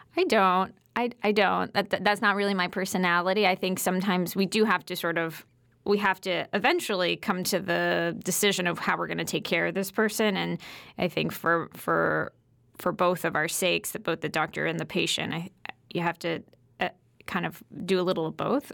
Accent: Connecticut, United States; moved away as an adult; also born or lived in New York City; I grew up in Connecticut, though, so this is my home.

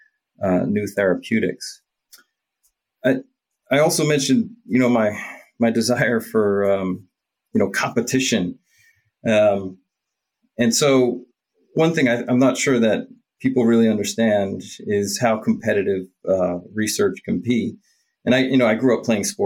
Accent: just outside of Philadelphia, New Jersey, United States; I grew up in New Jersey, just outside of Philadelphia.

